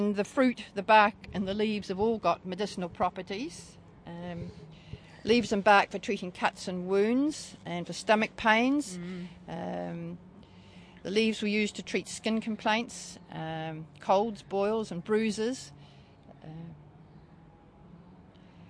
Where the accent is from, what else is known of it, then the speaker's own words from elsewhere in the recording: on the edge of Fiordland, Western Southland, New Zealand; In Western Southland, on the edge of Fiordland